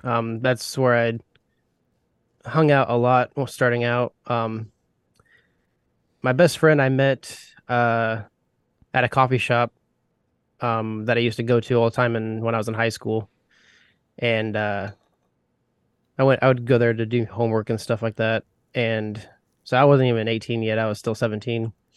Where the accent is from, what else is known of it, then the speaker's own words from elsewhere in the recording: Indiana, United States; I grew up in a small town of Indiana